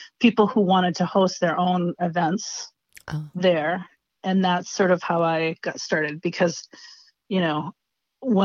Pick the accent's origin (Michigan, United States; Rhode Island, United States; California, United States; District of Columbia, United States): Rhode Island, United States; I'm from Rhode Island